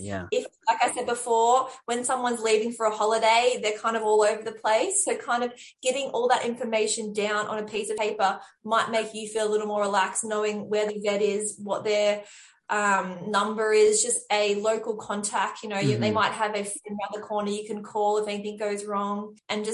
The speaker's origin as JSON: {"language": "English", "country": "Australia", "also_born_or_lived": "London", "moved": "yes", "said": "I'm Australian"}